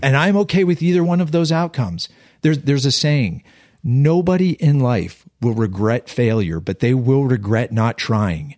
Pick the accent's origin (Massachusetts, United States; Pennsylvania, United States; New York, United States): Pennsylvania, United States; Western; We're all from Western Pennsylvania. I'm from a small steel town in the hills